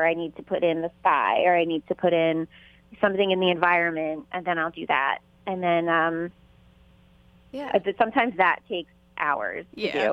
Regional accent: Philadelphia, Pennsylvania, United States; I'm from Philadelphia, Pennsylvania, and I started the Saints Project

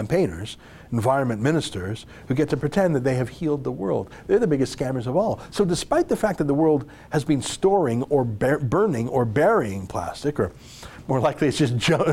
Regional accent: Canada; as a Canadian

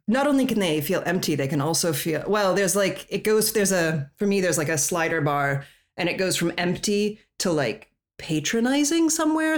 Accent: Colorado, United States; moved away; also born or lived in Europe; I'm from Colorado.

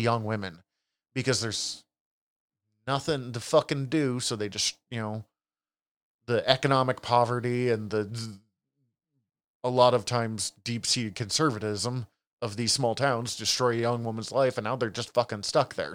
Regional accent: Montana, United States; growing up in Montana

